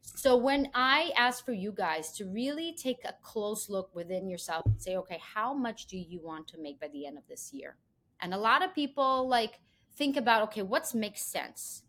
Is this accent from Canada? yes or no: no; Israel; moved away as an adult; also born or lived in Belarus; now in New York, United States; I was born in Belarus, and I was actually moved with my family when I was three years old to Israel, and pretty much had one my whole childhood there.